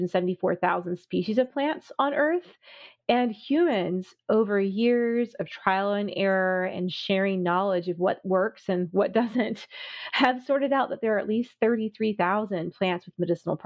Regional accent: South Florida, United States; I grew up in South Florida

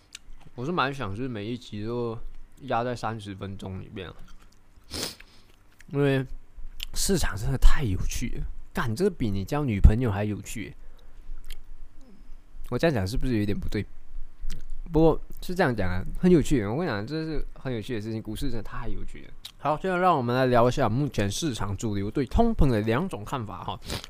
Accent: Malaysia; 我们都知道，身为马来西亚人，接下来可能会有啊好几个政治动荡

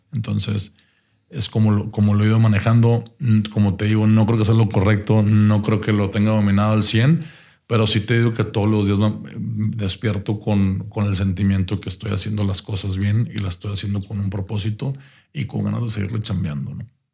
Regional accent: Monterrey, Nuevo León, Mexico; como buenos regios

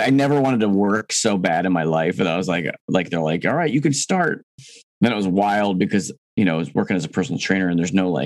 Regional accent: Mahwah, New Jersey, United States; moved away as an adult; also born or lived in Alaska; now in Chicago, United States; I'm from Mahwah, which is Bergen County, which is pretty close to New York

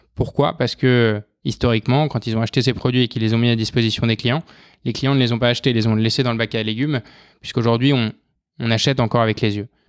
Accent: north of Arras, Hauts-de-France, France; moved away; also born or lived in Lyon; je viens du, nord d'Arras

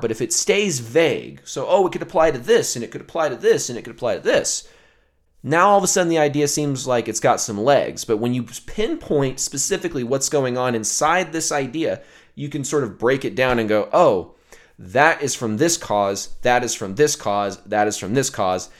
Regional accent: the South, United States; I grew up in the South

